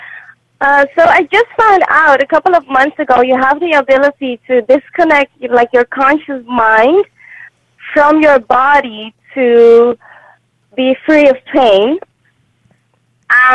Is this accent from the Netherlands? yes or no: yes; Rotterdam, South Holland, Netherlands; Rotterdam my hometown.